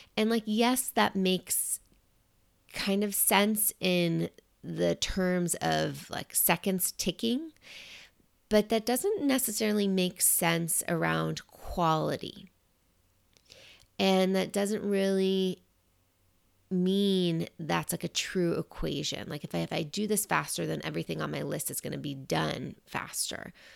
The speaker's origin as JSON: {"language": "English", "region": "New York", "country": "United States", "tie": "born or raised there", "said": "being a New Yorker and growing up in New York"}